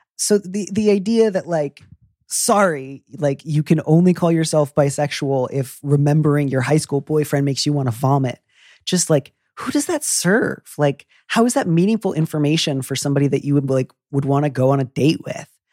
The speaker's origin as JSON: {"language": "English", "region": "Midwest", "country": "United States", "said": "I'm from the Midwest"}